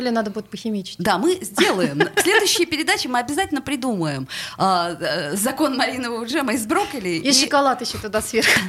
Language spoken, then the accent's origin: Russian; Saint Petersburg, Russia; потому что у нас такая э, влага, вот что как-то вот мы медленнее стареем, петербуржцы, но это тоже не точно.